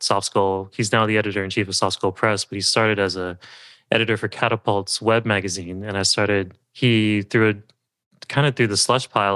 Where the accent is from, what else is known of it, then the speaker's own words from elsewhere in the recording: Southern California, United States; also born or lived in Berkeley, California / San Francisco, California; I grew up in Southern California and moved to Berkeley for college